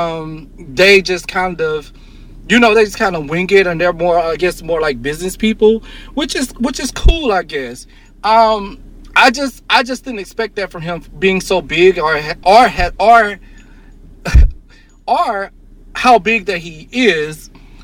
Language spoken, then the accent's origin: English; Mississippi, United States; my hometown where I'm from in Mississippi